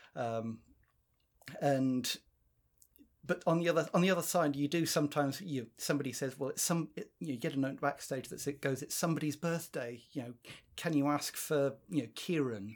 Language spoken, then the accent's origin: English; South Africa; now in United Kingdom; I'm South African by birth